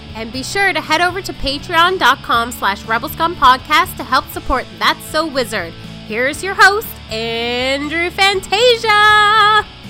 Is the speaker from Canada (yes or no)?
yes; Canada; I'm a homegrown Canadian boy, even though my background is Maltese and Italian. I was born in Canada.